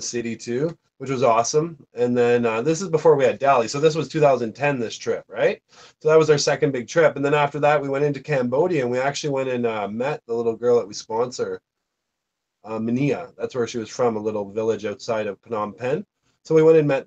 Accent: Canada

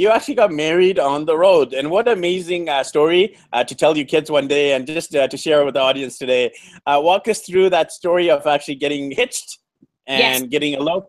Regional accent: Vancouver, British Columbia, Canada; now in Medellin, Colombia; I'm actually from Vancouver, BC, Canada. So great that you spent 6 weeks in my home province. And, you know, I'm actually in Medellin, Colombia at the time of this interview

